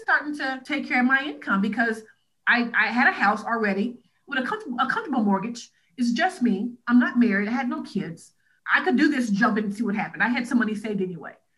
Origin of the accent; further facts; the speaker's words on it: Huntsville, Alabama, United States; I am from Huntsville, Alabama